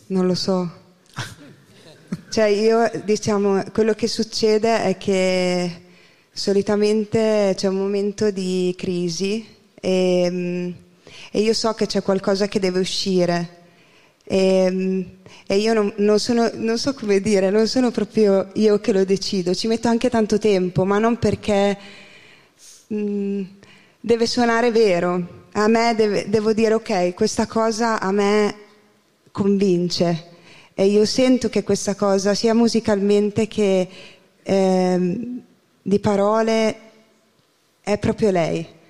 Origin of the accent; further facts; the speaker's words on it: Porto Garibaldi, Emilia-Romagna, Italy; also born or lived in Scotland; sono di Porto Garibaldi, provincia di Ferrara